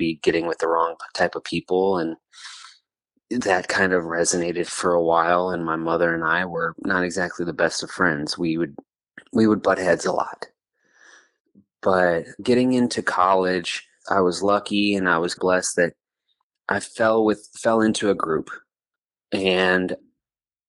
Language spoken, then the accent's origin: English; Houston, Texas, United States; born or raised there; also born or lived in Santiago, Chile; now in Bowling Green, United States